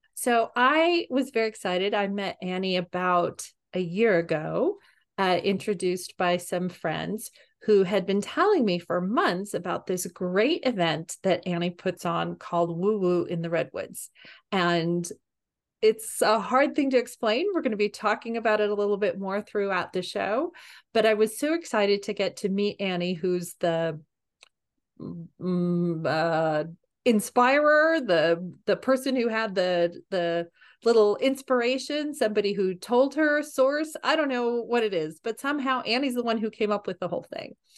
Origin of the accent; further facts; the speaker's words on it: East Bay, California, United States; I grew up in the East Bay